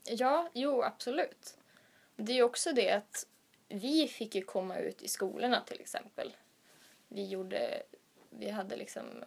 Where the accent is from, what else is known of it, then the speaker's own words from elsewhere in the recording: Sweden; moved away as an adult; now in Uppsala, Sweden; Från början så kommer jag från Göteborgs stift